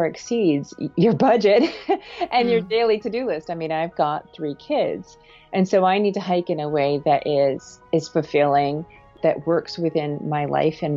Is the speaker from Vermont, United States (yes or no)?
yes; Vermont, United States; also born or lived in Canada; I grew up in Canada and Vermont